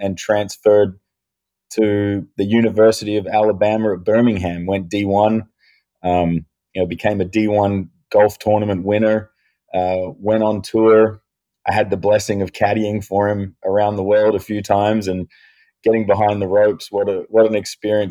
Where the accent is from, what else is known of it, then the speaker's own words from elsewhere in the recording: Adelaide, South Australia, Australia; now in United States; we were born and raised in Adelaide, South Australia